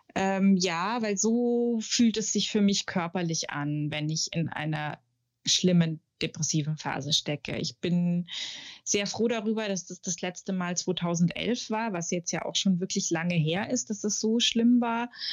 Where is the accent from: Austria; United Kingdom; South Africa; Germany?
Germany; Munich, Bavaria; moved away; ich komme aus München, lebe da auch immer noch oder wieder eigentlich